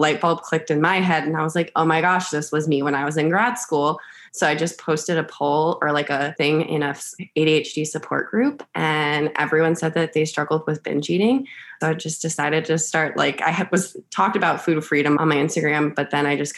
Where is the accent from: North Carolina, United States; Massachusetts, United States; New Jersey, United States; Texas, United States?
North Carolina, United States; Charlotte; I am from Charlotte, North Carolina.